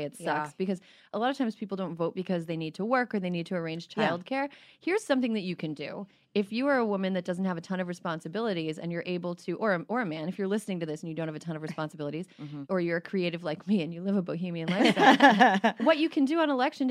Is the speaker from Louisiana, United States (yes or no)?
no; Wisconsin, United States; I grew up in Wisconsin